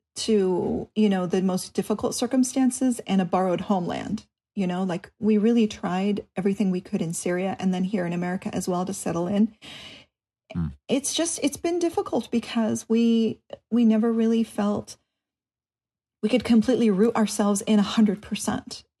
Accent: Clifton, New Jersey, United States; now in Southern California, United States; We grew up in Clifton, New Jersey

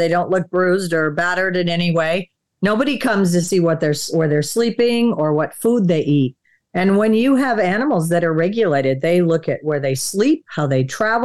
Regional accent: Wisconsin, United States; moved away; also born or lived in Florida; we grew up in Wisconsin and then moved to Florida.

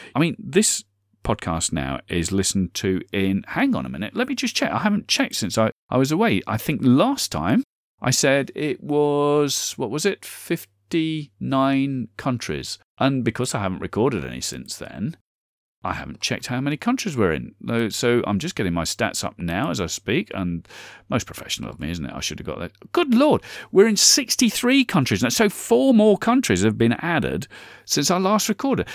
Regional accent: United Kingdom; I'm British

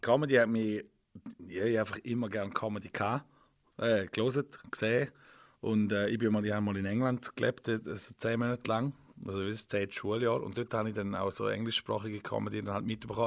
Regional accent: Widnau, St. Gallen, Switzerland; ich bin in Wittnau aufgewachsen

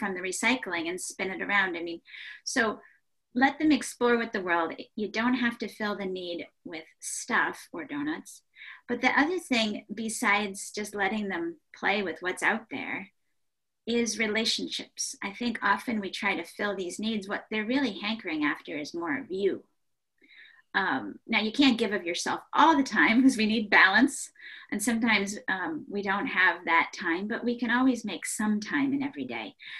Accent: Ohio, United States; I grew up in Ohio

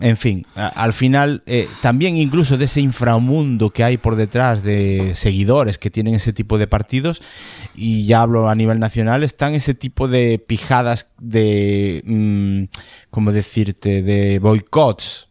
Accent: Galicia, Spain; yo me siento principalmente gallego. Principalmente gallego.

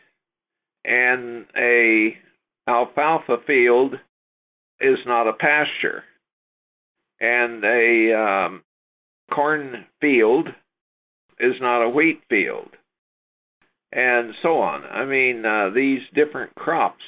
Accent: Topeka, Kansas, United States; I grew up in the Kansas River Valley near Topeka

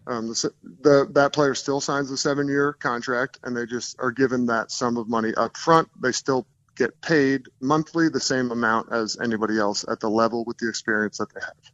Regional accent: New Jersey, United States; moved away as an adult; also born or lived in Los Angeles; now in Denver, United States; I live in Denver now, but I grew up in New Jersey

